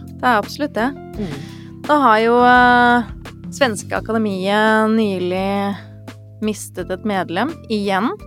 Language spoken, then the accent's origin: Norwegian; Sweden; moved away; jeg er oppvokst i Sverige.